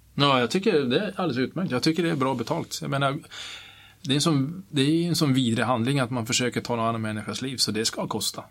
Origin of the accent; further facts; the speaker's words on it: Kiruna, Norrbotten County, Sweden; jag är uppvuxen i Kiruna